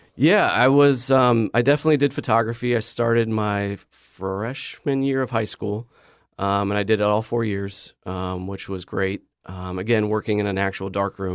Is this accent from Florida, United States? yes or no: no; Boise, Idaho, United States; growing up in Idaho was amazing